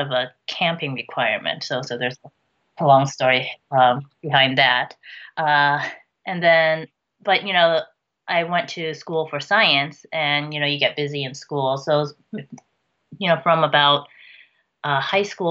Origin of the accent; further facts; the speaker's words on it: United States; I'm Chinese American